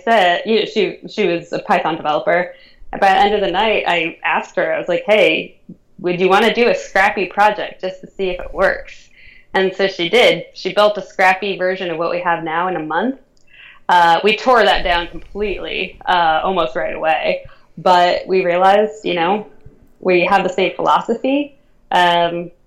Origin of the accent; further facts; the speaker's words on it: Northern Virginia, United States; growing up in Northern Virginia, which is where I grew up.